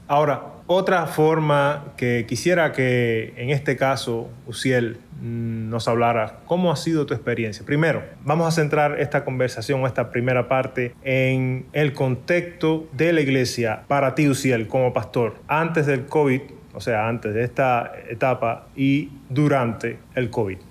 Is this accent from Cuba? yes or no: yes; Cuba; las características que tenemos como cubanos